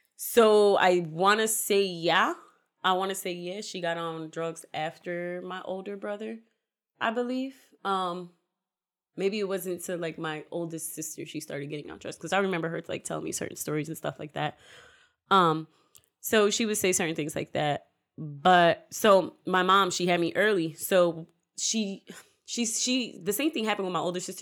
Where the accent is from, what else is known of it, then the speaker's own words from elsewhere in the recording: Newark, New Jersey, United States; moved away; also born or lived in Willingboro, New Jersey; I'm originally, I was born in Newark